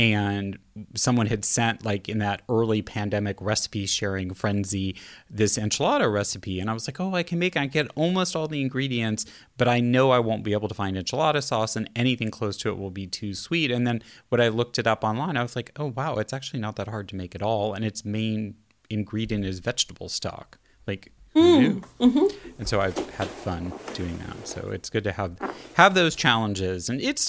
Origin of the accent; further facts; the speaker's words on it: Kansas City, Missouri, United States; I'm actually from the Midwest too, slightly south of you in Kansas City.